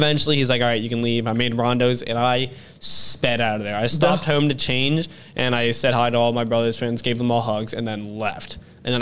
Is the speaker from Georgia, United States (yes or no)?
no; Ohio, United States; we are from Ohio